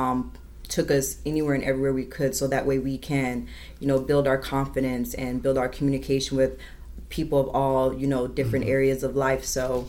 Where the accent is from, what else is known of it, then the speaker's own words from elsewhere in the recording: Miramar, Florida, United States; also born or lived in Trenton, New Jersey; And then when I turned 7 years old, we relocated to Miramar, Florida, which is in Broward.